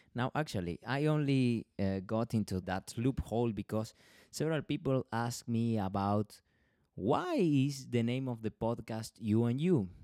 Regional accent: Argentina; I am from Argentina

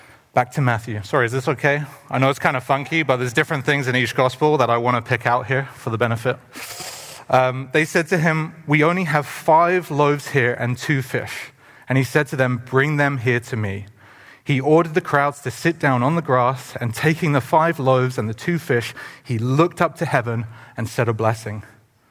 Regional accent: England, United Kingdom; now in Canada; growing up in England

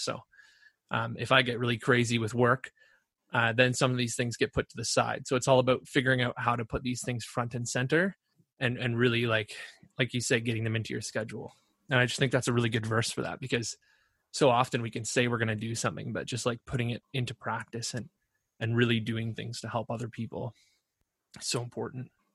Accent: Ontario, Canada; I'm from Ontario

